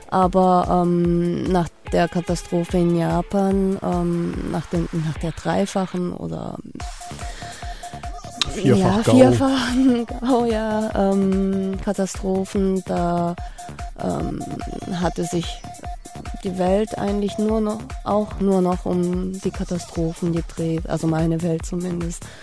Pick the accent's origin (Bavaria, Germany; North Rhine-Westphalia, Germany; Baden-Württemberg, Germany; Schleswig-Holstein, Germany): Baden-Württemberg, Germany; Tübingen; ich bin zwar äh, vom Blut her vielleicht äh, japanischer Ursprung, aber aufgewachsen bin ich hier in Tübingen. Seit 20 Jahren sitze ich hier